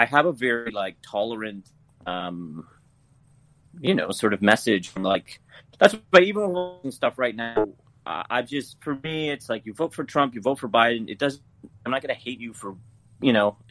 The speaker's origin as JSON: {"language": "English", "country": "Canada", "accent": "Canadian", "said": "That's how we speak in Canada. This is my Canadian accent"}